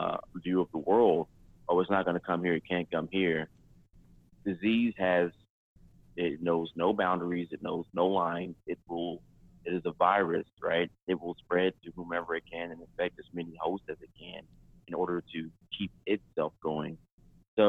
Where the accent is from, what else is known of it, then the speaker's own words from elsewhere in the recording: Deep South, United States; growing up in the Deep South